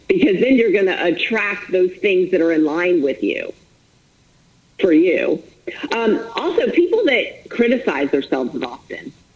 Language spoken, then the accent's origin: English; Florida, United States; also born or lived in Minnesota; I'm born and raised in Florida. I live in Florida now